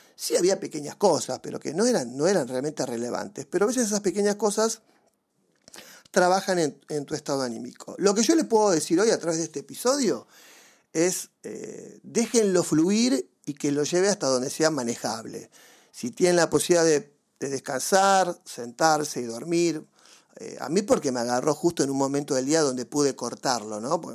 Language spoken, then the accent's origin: Spanish; Mar del Plata, Buenos Aires Province, Argentina; yo me crié básicamente en Mar del Plata